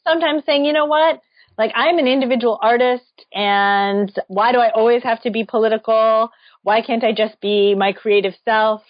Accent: St. Louis, Missouri, United States; I grew up in St. Louis

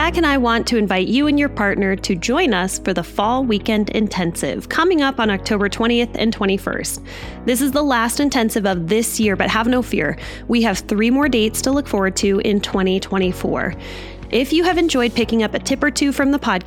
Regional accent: United States; as an American

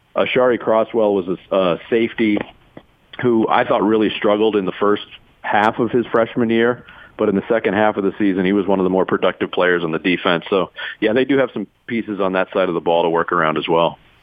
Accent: Arizona, United States; also born or lived in New York; I moved to, to Arizona when I was a kid. I, I was born in New York. We moved out in 1979.

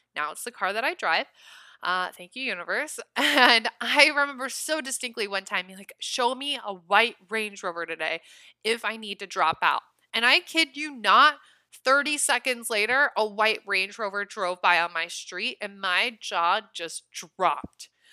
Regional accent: Nebraska, United States; now in Los Angeles, United States; I'm from Nebraska

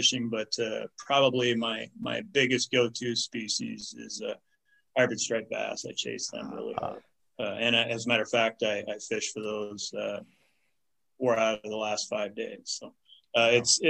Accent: Merrill, Iowa, United States; also born or lived in Missouri / South Dakota / Texas / Rathbun, Iowa; I'm a Northwest Iowa native. I grew up in the Lamars area, the big town of Merrill, Iowa

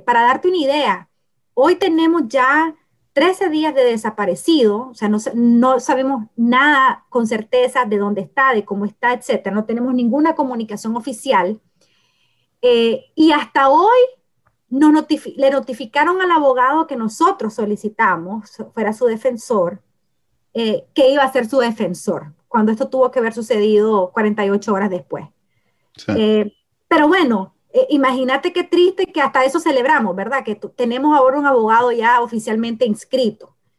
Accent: Nicaragua

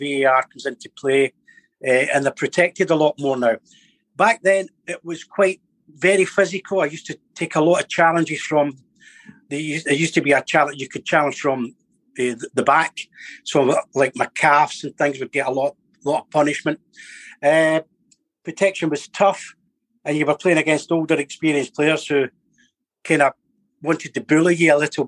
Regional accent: Glasgow, Scotland, United Kingdom; a lot of my friends when I was brought up in Glasgow were Rangers fans

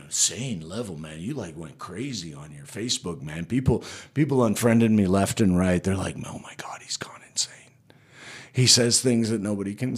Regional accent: Florida Panhandle, United States; also born or lived in Madrid, Spain; I was brought to this country where I was raised in a town that hated me for being Spanish

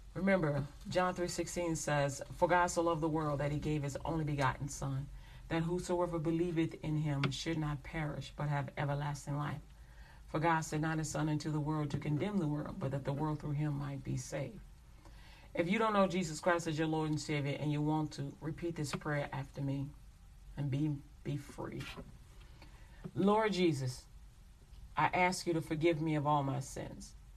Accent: United States; I'm American

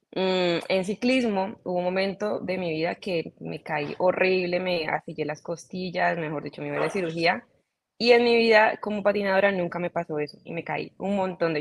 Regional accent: Cali, Valle del Cauca, Colombia; yo soy colombiana, soy caleña, mis papás también son caleños. Eh, así que nací, crecí, mejor dicho, eh, me desarrollé todo eh, en Cali, toda mi vida

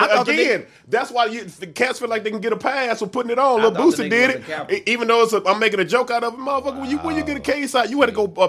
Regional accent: Memphis, Tennessee, United States; the Memphis. You know, that's my hometown, right?

